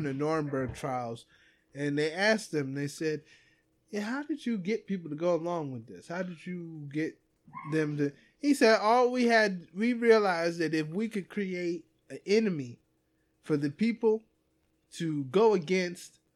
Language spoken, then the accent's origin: English; United States; Here I am as an American